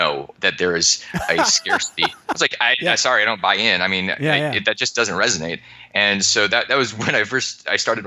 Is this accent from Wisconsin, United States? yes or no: no; Alaska, United States; I grew up in Alaska